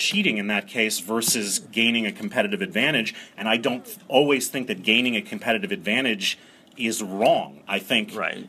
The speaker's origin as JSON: {"language": "English", "region": "Maryland", "country": "United States", "said": "And I'm from Maryland, and so I followed Francis Tiafoe very closely coming out of College Park"}